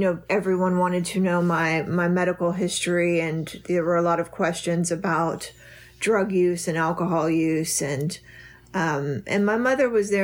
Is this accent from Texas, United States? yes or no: yes; Texas, United States; moved away as an adult; also born or lived in Florida; I moved back to Texas. I'm from Texas